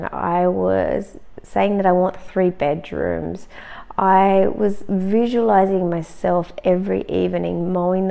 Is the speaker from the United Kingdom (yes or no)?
no; Australia; now in Germany; I'm actually Australian and I was living in Germany. I'm still living in Germany.